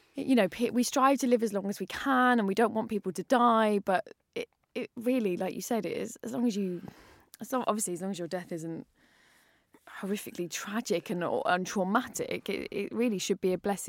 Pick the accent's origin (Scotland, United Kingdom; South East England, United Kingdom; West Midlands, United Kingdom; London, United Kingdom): London, United Kingdom; I grew up in North London, and my mum is originally from East London, so I'm quite Londony.